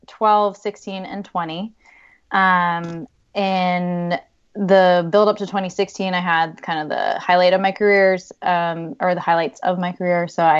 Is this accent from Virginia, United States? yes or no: yes; Richmond, Virginia, United States; I grew up in Richmond